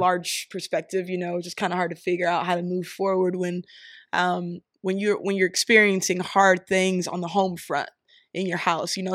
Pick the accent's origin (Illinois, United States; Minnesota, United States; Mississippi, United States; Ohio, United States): Ohio, United States; Columbus; moved away as an adult; also born or lived in Missouri / Philadelphia, Pennsylvania; now in Pittsburgh, United States; I live in Pittsburgh right now, um, but I was born in Missouri, raised in Columbus, Ohio